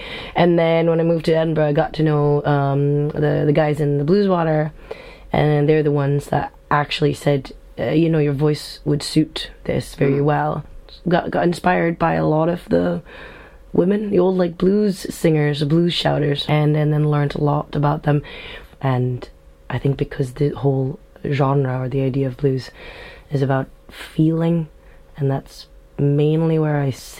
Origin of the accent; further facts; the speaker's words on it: Stockholm, Stockholm County, Sweden; also born or lived in Jakarta, Indonesia; now in Scotland, United Kingdom; I grew up in Jakarta, in Indonesia, and then in Stockholm, Sweden. And then I've been in Scotland for the last 11 years now.